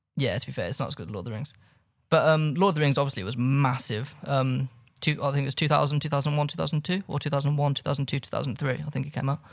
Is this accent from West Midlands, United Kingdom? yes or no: yes; Birmingham, West Midlands, United Kingdom; I grew up in Birmingham